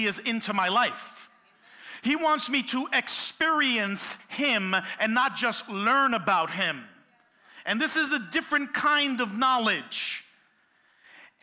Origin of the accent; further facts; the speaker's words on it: New York City, New York, United States; I am born and raised in Brooklyn, and I am a Puerto Rican